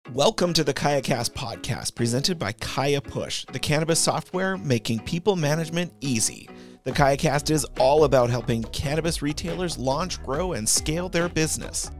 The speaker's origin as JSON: {"language": "English", "region": "Colorado", "country": "United States", "tie": "born or raised there", "said": "I grew up in Colorado, and Colorado, as a proud Coloradoan"}